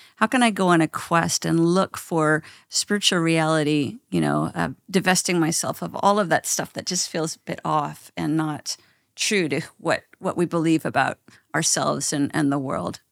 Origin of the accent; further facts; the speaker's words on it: Canada; I'm Canadian